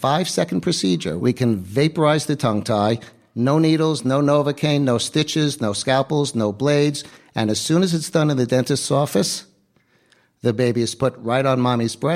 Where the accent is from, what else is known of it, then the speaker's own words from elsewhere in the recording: New York, United States; Born and raised New Yorker